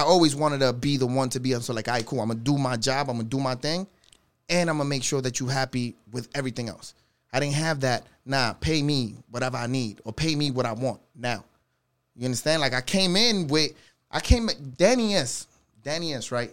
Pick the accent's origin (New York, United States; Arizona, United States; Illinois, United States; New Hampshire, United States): New York, United States; New York City; I'm from the Bronx